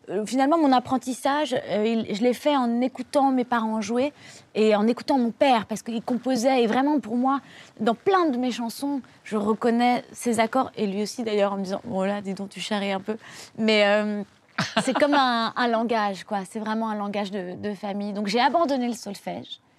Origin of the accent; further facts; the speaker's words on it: Hauts-de-France, France; born there; euh, moi, je suis née dans le Nord.